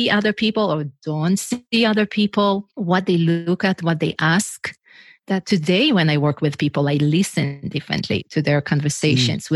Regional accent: Israel; English is a second language; moved away as an adult; I'm originally from Israel, if you wonder what's the accent, where is she from? So I'm originally from Israel, and in Israel, everyone needs to go to the army

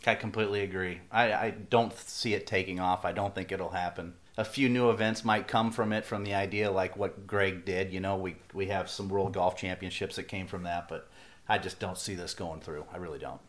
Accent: Midwest, United States; what I grew up with in the Midwest

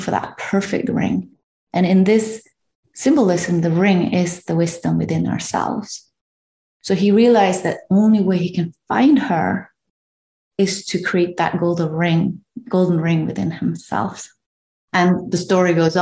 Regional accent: Norway; I'm from Norway

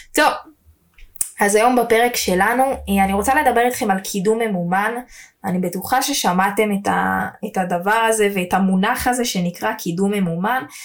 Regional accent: Jerusalem, Jerusalem District, Israel; אם אני ירושלמית

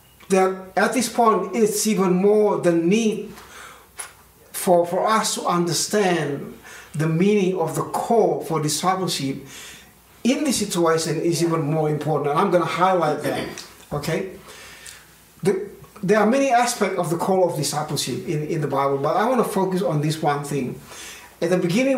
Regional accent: Indonesia; now in Australia; growing up in Indonesia

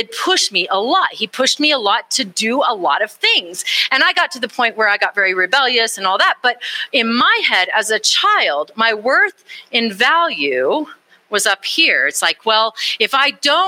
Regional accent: Austin, Texas, United States; I grew up in Texas. I grew up in Austin, Texas

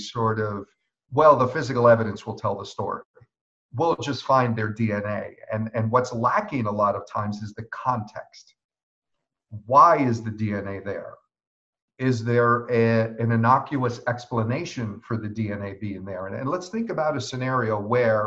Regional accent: New York, United States; me as a New Yorker

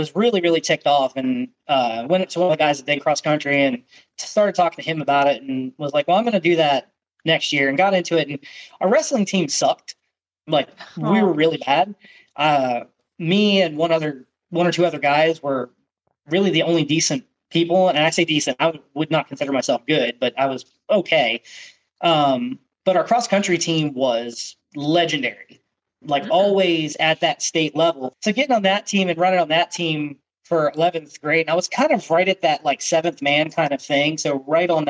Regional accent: York, Pennsylvania, United States; moved away; I grew up in York, Pennsylvania, which is, you know, the south of Harrisburg, so kind of close to the Maryland line

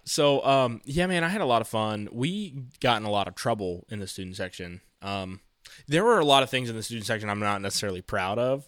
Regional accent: Frankton, Indiana, United States; my hometown, so, like, my, my high school, Frankton

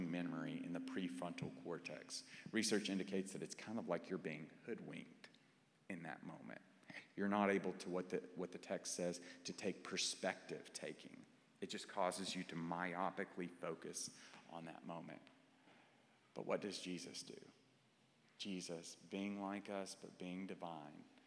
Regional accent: Clarksville, Tennessee, United States; moved away as an adult; also born or lived in Fort Worth, Texas; now in Dallas, United States; I grew up in Clarksville, Tennessee

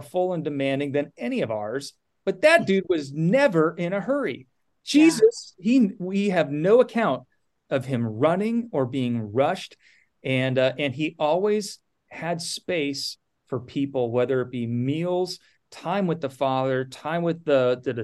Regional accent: Napa, California, United States; also born or lived in Nebraska; I grew up in Napa

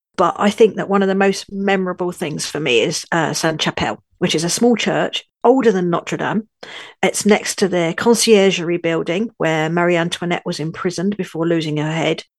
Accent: London, United Kingdom; also born or lived in northern France; now in France; I'm a Londoner now living in northern France.

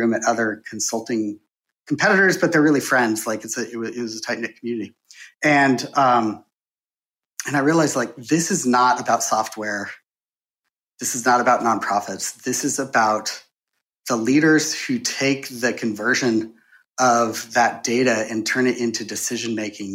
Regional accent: Bozeman, Montana, United States; moved away as an adult; also born or lived in San Francisco; I'm from Montana, and so, like, born, raised in Bozeman, Montana, and I couldn't wait to get out, and now I'm back.

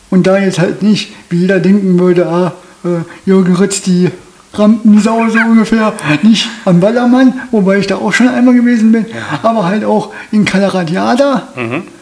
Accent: Austria; born there; Meine Eltern hatten damals ein oder zwei oder drei Jahre auch in Fischeln gewohnt, aber ich bin immer gebürtiger Österreicher.

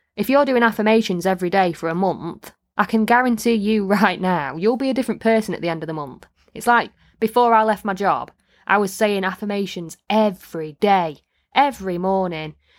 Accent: Midlands / North of England, United Kingdom

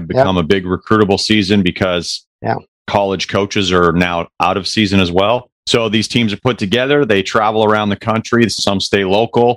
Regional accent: Alberta, Canada; moved away as an adult; now in Shreveport, United States; I'm actually originally from Alberta, Canada. I came down to Shreveport in 04 for baseball, got a scholarship

